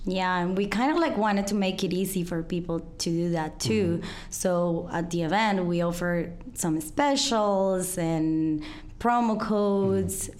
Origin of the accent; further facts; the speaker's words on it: Colombia; English is a second language; moved away as an adult; now in Chicago, United States; I'm from Colombia. I've been living here in Chicago for nine years.